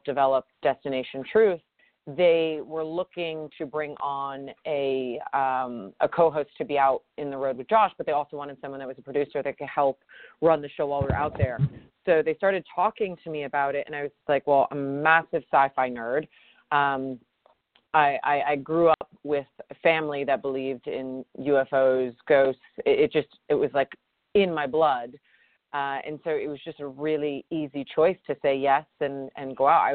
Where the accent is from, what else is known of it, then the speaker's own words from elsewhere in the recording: upstate New York, United States; moved away as an adult; I grew up playing sports in upstate New York